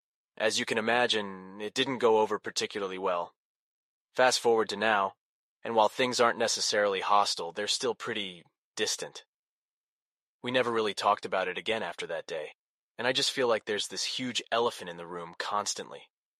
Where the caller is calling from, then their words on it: Austin, Texas, United States; from Austin, Texas.